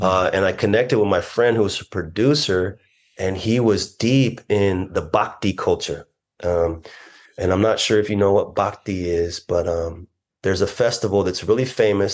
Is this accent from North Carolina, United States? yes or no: no; Orange, California, United States; also born or lived in Long Beach, California; I was raised Christian here in Southern California. I was born in Long Beach, but my mom mostly lived in Orange.